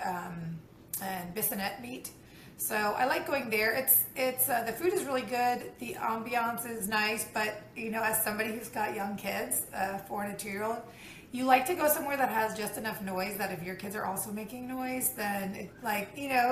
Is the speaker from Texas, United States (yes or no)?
yes; Texas, United States; also born or lived in New York City; now in Houston, United States; I'm originally from Texas, but we moved from New York City we moved to Montrose